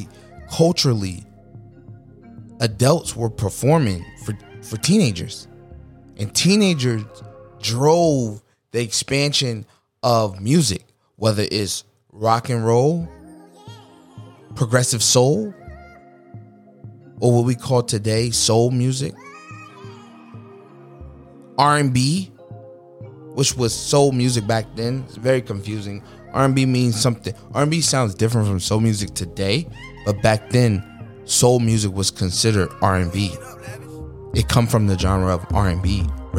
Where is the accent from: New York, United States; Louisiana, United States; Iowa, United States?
New York, United States; New York City; When I was growing up in New York City